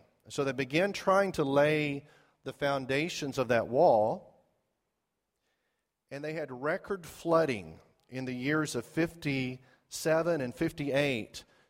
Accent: Zimbabwe; And growing up in Zimbabwe, there was a place we liked to go on vacation called Lake Kariba.

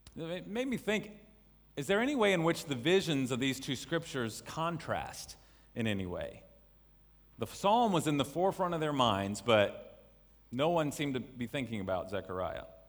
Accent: North Carolina, United States; moved away as an adult; now in China; I'm from North Carolina in the U S, but have made this place, uh, my home for quite some time now.

